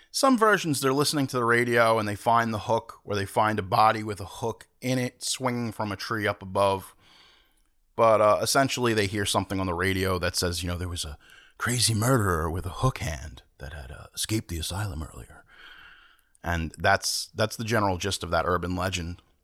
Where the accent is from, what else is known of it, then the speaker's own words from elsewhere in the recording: Long Island, New York, United States; I'm from Long Island